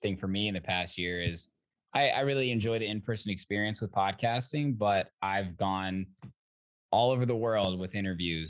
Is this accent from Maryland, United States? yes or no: no; Zionsville, Indiana, United States; now in Chicago, United States; I'm from Zionsville, Indiana